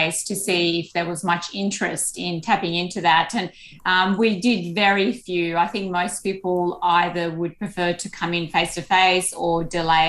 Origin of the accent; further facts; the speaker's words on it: Sydney, New South Wales, Australia; most of us growing up in Sydney